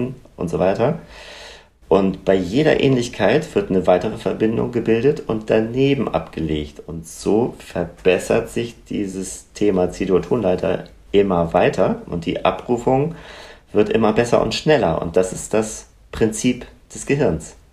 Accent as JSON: {"language": "German", "region": "Northern Germany", "country": "Germany", "said": "bei uns im Norden"}